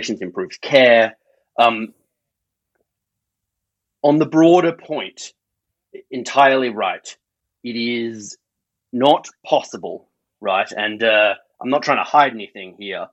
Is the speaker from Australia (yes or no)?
yes; Australia; accent: Australian; now in United Kingdom; My accent reveals I'm Australian